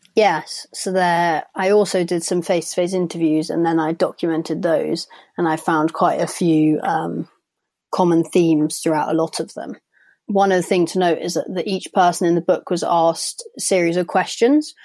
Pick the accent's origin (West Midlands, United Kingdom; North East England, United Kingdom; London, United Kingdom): London, United Kingdom; I'm from London